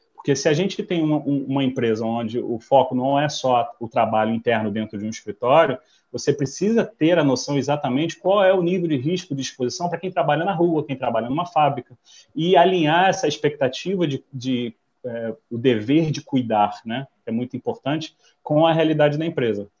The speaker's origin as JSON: {"language": "Portuguese", "country": "United States", "tie": "born or raised there", "also_born_or_lived": "São Paulo, Brazil", "moved": "as an adult", "lives_now": "Rio de Janeiro, Brazil", "said": "sou americano de nascimento, vivo no Brasil desde 1998"}